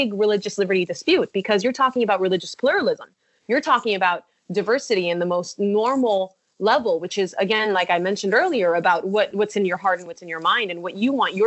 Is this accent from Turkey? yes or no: no; Mexico; English is a second language; now in United States; I'm coming from Mexico